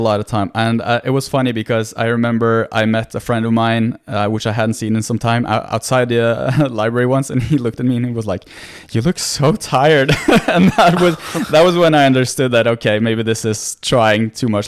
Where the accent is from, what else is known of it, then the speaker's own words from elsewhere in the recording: Norway; English is a second language; born and raised in Norway, so I'm I'm Norwegian, 100%